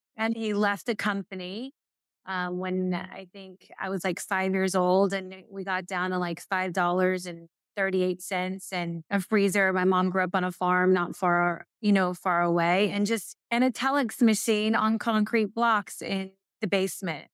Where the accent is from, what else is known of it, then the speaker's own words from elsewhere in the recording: Murray, Kentucky, United States; moved away; I'm from Murray, Kentucky. It's in a little western tip part